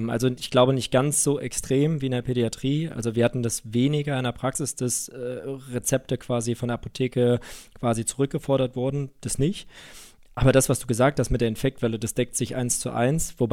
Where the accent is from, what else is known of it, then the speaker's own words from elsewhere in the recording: Düsseldorf, North Rhine-Westphalia, Germany; Ich meine, ich bin ja Düsseldorfer, ne?